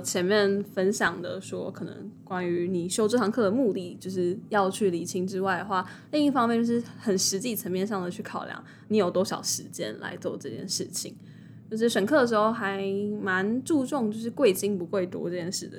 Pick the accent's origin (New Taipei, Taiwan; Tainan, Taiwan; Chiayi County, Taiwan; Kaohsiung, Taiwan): New Taipei, Taiwan; 因为我是新北人